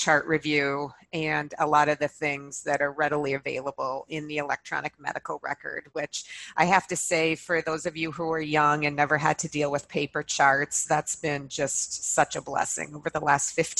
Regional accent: Montana, United States; moved away; also born or lived in Minnesota / Boston; I'm originally from Montana and I went to school in Minnesota

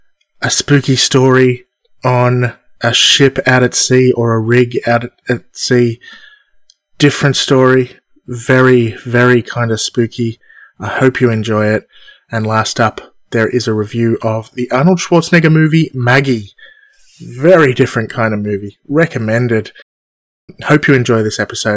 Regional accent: Australia; Me being Australian

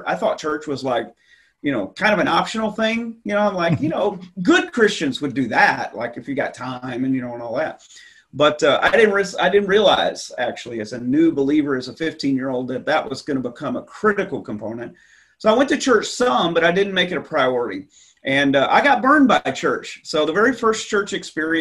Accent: Texas, United States; moved away as an adult; I grew up in Texas, and so I was the youngest of three boys growing up in the 70s

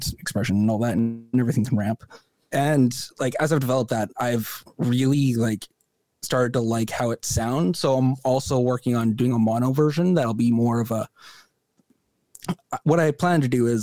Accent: Canada; as a Canadian citizen

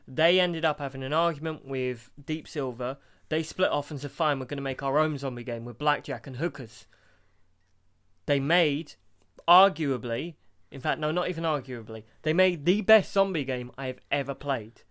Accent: United Kingdom; we're British

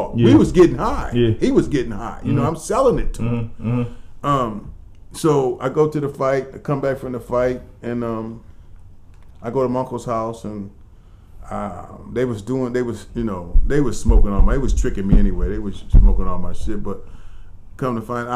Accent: Akron, Ohio, United States; also born or lived in New York; I'm from Akron

